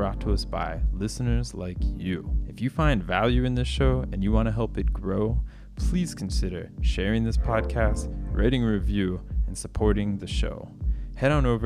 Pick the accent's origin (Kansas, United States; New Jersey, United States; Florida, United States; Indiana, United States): Florida, United States; my home state of Florida